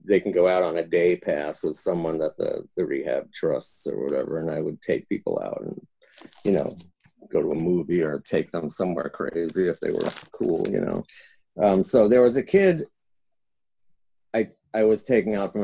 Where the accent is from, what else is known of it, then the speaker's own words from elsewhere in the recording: New York, United States; now in Los Angeles, United States; I'm from New York, but I came out to LA in 1978